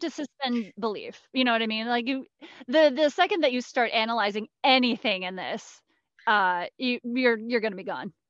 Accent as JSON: {"language": "English", "town": "Cincinnati", "region": "Ohio", "country": "United States", "said": "I come from Cincinnati"}